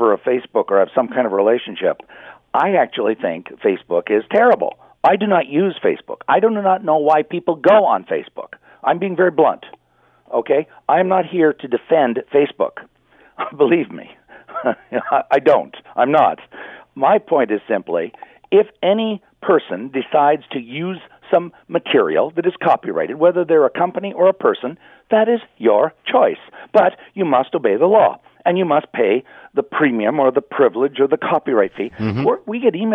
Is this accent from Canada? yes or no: yes; Canada; I'm a Canadian